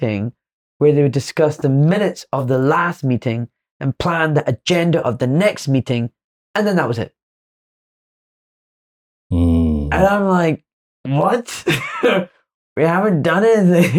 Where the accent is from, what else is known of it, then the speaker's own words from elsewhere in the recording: Glasgow, Scotland, United Kingdom; I'm from Glasgow